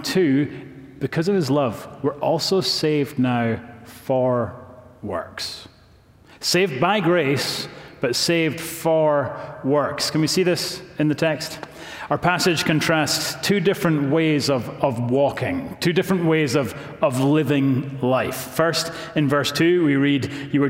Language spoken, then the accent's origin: English; Scotland, United Kingdom; now in Knoxville, United States; I'm from Scotland